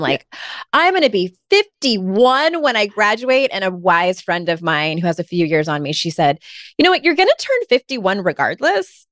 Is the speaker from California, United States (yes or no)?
yes; San Diego, California, United States; moved away as an adult; now in North Carolina, United States; I'm originally from San Diego, was there for thirty-six years